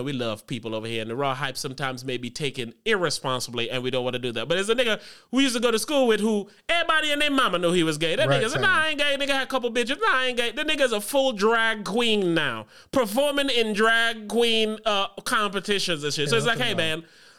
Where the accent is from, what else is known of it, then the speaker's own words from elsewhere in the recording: U.S. Virgin Islands; now in United States; I come from the Virgin Islands, which is an overly homophobic culture.